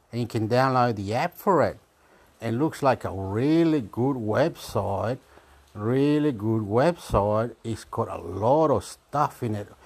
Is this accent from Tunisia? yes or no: no; Australia; I am from Australia.